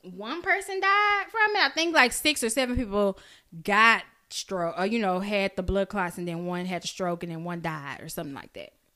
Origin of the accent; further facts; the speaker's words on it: Oak Cliff, Texas, United States; I'm from Oak Cliff.